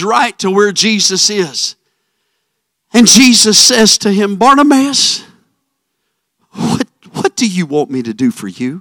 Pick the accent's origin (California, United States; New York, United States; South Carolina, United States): South Carolina, United States; moved away; also born or lived in Arizona; it's my hometown